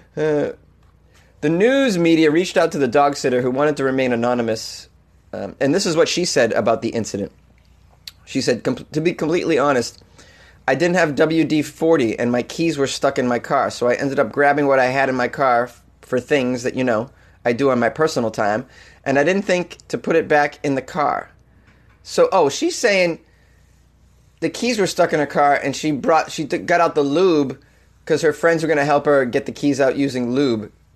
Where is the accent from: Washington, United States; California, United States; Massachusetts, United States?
Massachusetts, United States; Boston; accent: Boston; Boston-related story, which is my hometown